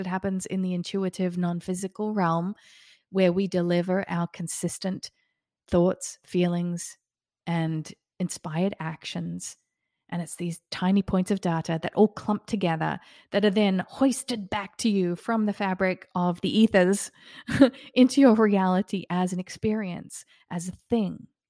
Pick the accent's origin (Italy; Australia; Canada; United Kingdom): Australia; also born or lived in Queensland, Australia; now in Florida, United States; I grew up in Australia and I lived in Queensland for a little while.